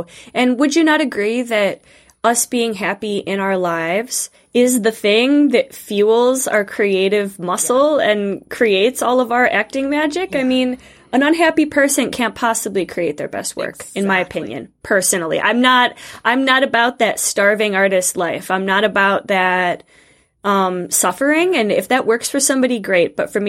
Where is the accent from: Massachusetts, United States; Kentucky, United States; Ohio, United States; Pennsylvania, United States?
Ohio, United States; Northeast; moved away as an adult; also born or lived in Moscow / Scotland / England / France; So I was born and raised in Northeast Ohio, right by Lake Erie, and I grew up in Montessori education